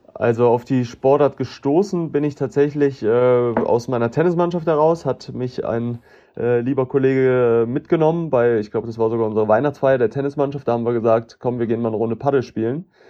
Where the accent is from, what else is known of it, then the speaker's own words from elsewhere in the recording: Cologne, North Rhine-Westphalia, Germany; für mich als Kölner